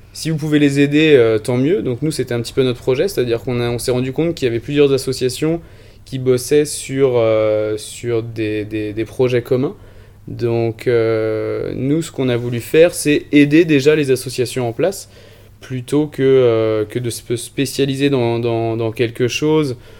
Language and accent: French; Vendée, Pays de la Loire, France; Je viens de Vendée, donc euh, j'étais toujours proche de la côte. J'ai passé beaucoup de temps proche de la mer, sur les rochers, à pêcher avec mon grand-père des tout petits